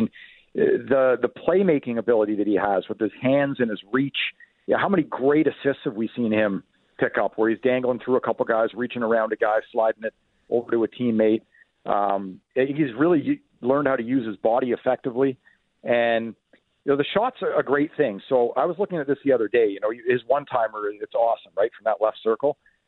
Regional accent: Ottawa, Ontario, Canada; so I grew up in the Ottawa area. I have a lot of friends and family still there.

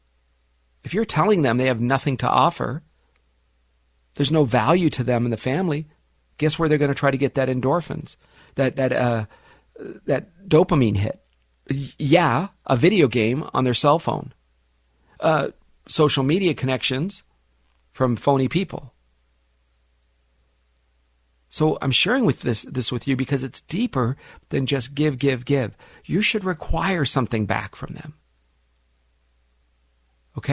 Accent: Los Angeles, California, United States; I'm a teenager, 15, 16 years old, growing up in the San Fernando Valley

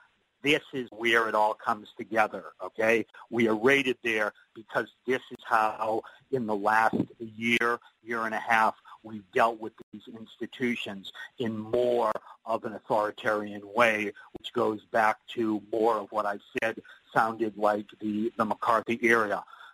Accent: Boston, Massachusetts, United States; I say this as a Bostonian

